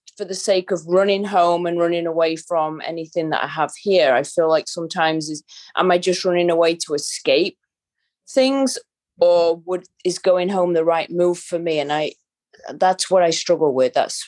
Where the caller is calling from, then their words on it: Tampa, Florida, United States; In Tampa, Florida.